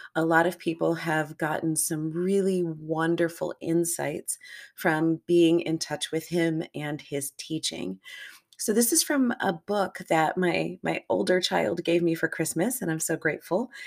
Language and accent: English; United States; I'm an American in North America, grew up here, lived here for the vast majority of my life